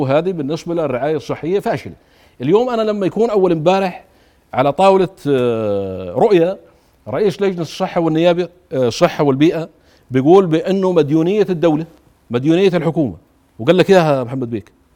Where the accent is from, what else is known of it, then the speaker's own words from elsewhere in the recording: Jordan; انا كاردني